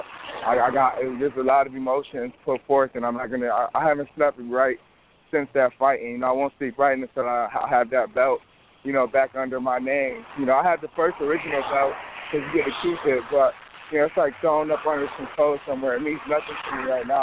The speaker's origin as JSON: {"language": "English", "town": "Rochester", "region": "New York", "country": "United States", "tie": "born or raised there", "said": "my hometown, Rochester."}